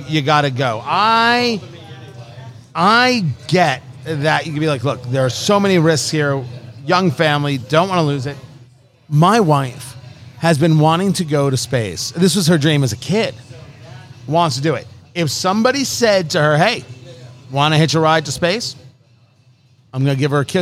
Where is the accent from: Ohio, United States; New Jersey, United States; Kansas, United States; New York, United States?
New Jersey, United States; growing up in New Jersey